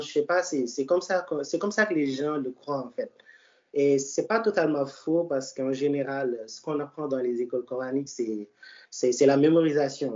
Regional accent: Dakar, Senegal; je suis né à Dakar

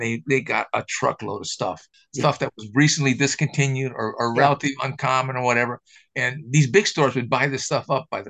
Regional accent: Chicago Heights, Illinois, United States; I'm from Chicago Heights, Illinois, which is south, right?

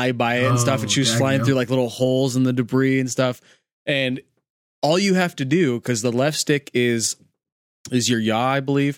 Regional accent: Novato, California, United States; the house that we grew up in Novato, California

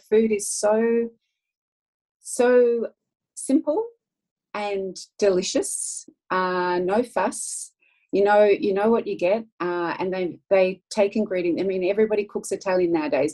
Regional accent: Melbourne, Victoria, Australia; I'm from Australia, as you can probably hear

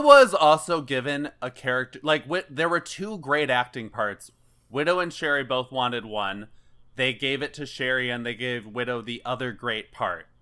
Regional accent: Chicago, Illinois, United States; as a native Chicagoan

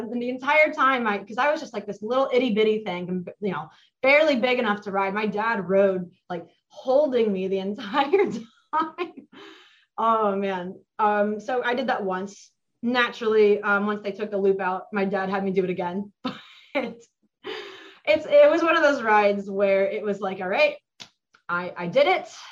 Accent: Mason, Ohio, United States; I grew up in Mason. I've lived in or lived next to Kings Island my entire life

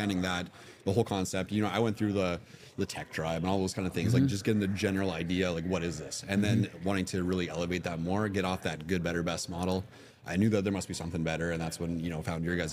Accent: Saskatoon, Saskatchewan, Canada; We're from Saskatoon, Saskatchewan

